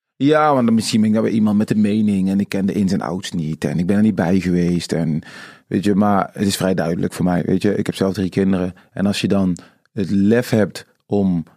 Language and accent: Dutch; Tilburg, North Brabant, Netherlands; also born or lived in Suriname; ik ben in Tilburg opgegroeid, geboren in Suriname